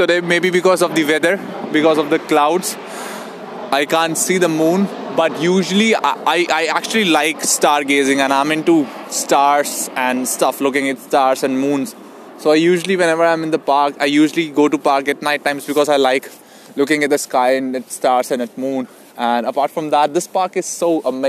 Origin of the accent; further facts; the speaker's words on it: Delhi, India; moved away as an adult; now in Sydney, Australia; I moved to Sydney in February 2019. I'm from India, Delhi.